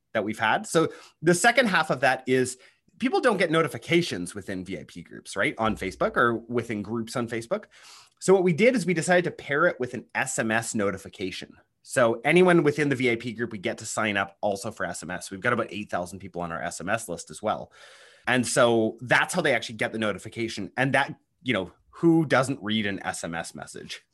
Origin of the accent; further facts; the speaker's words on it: Canada; accent: Canadian; I'm actually a Canadian. I don't know if you can tell, um, by the accent.